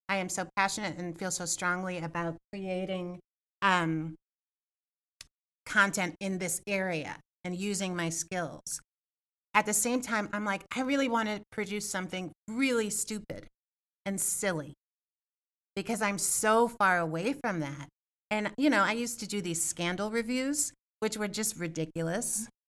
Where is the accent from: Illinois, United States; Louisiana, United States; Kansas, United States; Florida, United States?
Illinois, United States; Evanston; I also want to do a keynote speech in Evanston, right? In my hometown and and talk about this stuff.